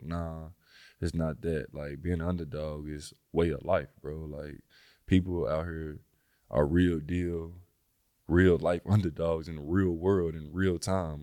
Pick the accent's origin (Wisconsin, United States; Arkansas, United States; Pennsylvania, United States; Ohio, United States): Arkansas, United States; Little Rock; moved away; I come from Little Rock, Arkansas. I didn't, I done stayed in eighteen houses growing up